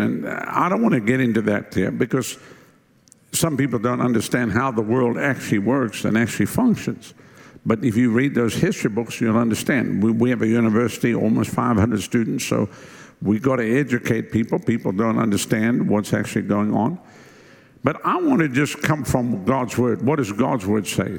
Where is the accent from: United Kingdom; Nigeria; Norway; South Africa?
South Africa; moved away as an adult; now in United States; my wife and I come from Southern Africa, and when we left South Africa years ago, we came here December 1987